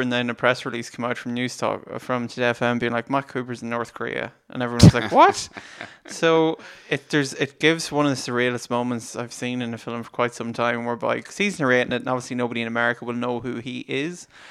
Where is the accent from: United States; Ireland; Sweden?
Ireland; we're Irish